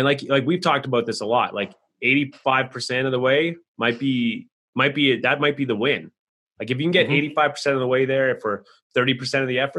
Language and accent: English; Canada; I'm from Canada. We're just considered the North